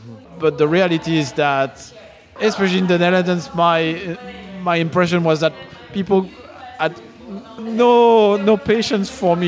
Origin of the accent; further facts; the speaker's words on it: London, United Kingdom; I'm a Londoner.